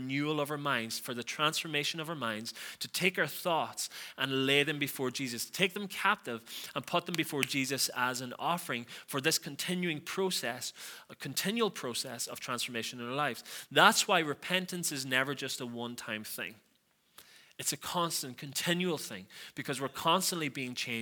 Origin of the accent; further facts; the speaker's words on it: Donegal, Ulster, Ireland; I'm from Donegal